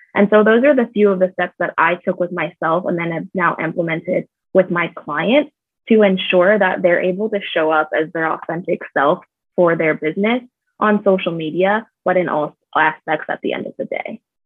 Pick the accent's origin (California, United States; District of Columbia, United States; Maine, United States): California, United States; moved away as an adult; also born or lived in Michigan; now in Phoenix, United States; I am originally from California. I'm definitely a West Coast girl, but I've lived in Phoenix for about four years now.